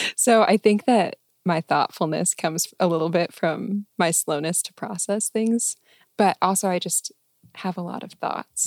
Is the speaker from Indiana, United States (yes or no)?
no; Arlington, Texas, United States; moved away as an adult; also born or lived in San Diego; Arlington, Texas